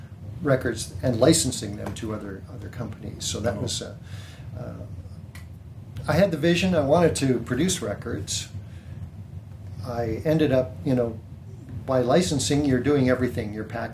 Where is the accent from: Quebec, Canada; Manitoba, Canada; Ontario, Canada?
Manitoba, Canada; also born or lived in Pellworm, Germany; So when I was 5 years old, we arrived in Verdun, Manitoba. I lived in Boisevine, Manitoba